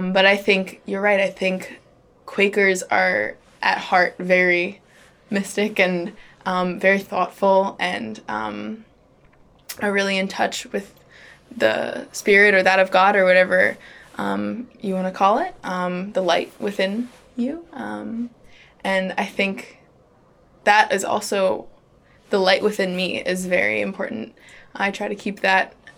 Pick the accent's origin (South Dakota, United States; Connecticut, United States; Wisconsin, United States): Connecticut, United States; New Haven; I grew up in New Haven, Connecticut with the New Haven Friends meeting